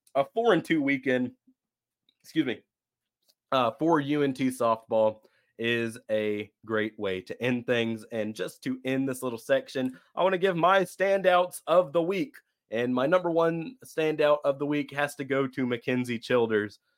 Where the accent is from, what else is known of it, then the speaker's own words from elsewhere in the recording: Fort Worth, Texas, United States; I was born in Fort Worth